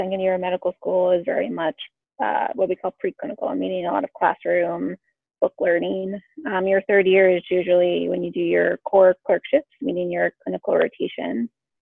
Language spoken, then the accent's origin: English; Hanover, Massachusetts, United States; moved away as an adult; also born or lived in Washington, District of Columbia, United States / Baltimore, Maryland; now in Philadelphia, United States; I was born and grew up in Massachusetts, outside of Boston. I grew up in a town called Hanover, lived there for all first 18 years of my life